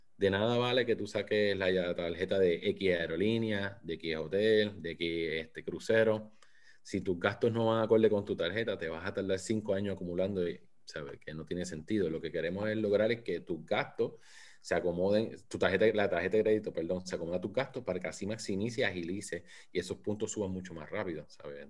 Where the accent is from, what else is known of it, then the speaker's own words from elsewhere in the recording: Puerto Rico; now in St. Petersburg, United States; Soy nacido y criado en Puerto Rico. Ahora mismo vivo en San Pete, Florida.